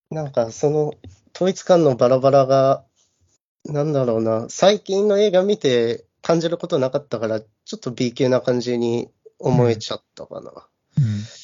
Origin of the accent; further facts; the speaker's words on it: Iwate, Japan; 僕が岩手出身